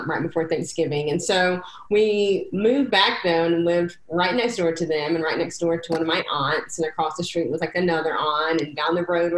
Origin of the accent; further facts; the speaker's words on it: North Carolina, United States; also born or lived in Maryland; I was born in Maryland, but moved back to North Carolina when I was 5